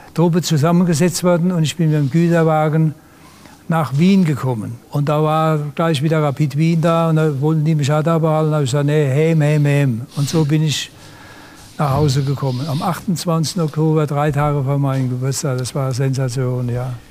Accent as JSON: {"language": "German", "country": "Germany", "said": "ich bin Deutscher, nichts Franzose"}